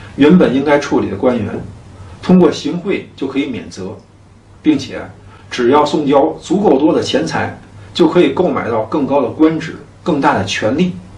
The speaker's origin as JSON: {"language": "Chinese", "country": "China", "said": "我们中国人"}